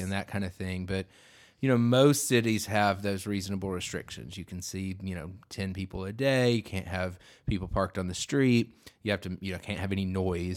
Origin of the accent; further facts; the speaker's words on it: the South, United States; I talk slower just by being a Southerner